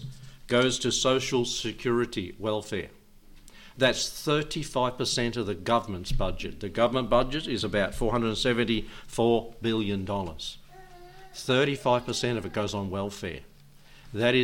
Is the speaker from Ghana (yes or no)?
no; Australia; as an Australian